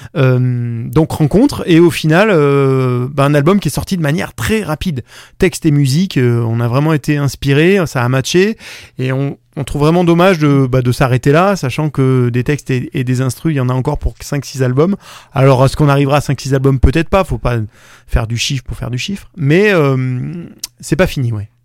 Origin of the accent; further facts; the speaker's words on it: Valence, Auvergne-Rhône-Alpes, France; je suis né à Valence